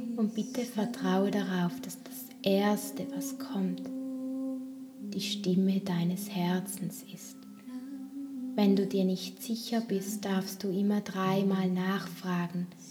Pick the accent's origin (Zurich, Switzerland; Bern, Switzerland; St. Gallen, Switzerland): St. Gallen, Switzerland; Toggenburg; bei mir im Raum, wo ich auch aufgewachsen bin in Tockenburg, wo ich herkomme